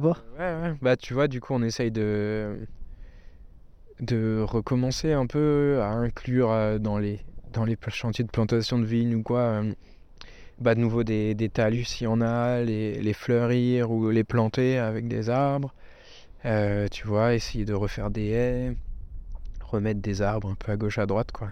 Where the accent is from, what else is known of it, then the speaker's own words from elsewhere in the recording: near Colmar, Alsace, Grand Est, France; chez nous, bah, on est près de Colmar